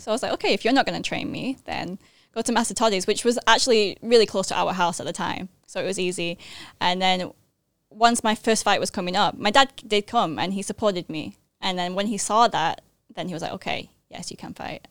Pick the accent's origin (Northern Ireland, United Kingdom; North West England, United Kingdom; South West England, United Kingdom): North West England, United Kingdom; Manchester; moved away as an adult; also born or lived in United States; now in Thailand; I was born in Manchester, England. I'm half Thai, half English.